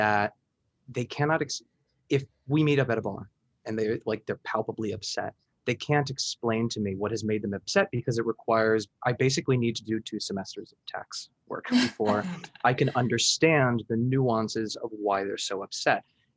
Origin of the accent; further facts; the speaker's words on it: Miami, Florida, United States; I'm from Miami.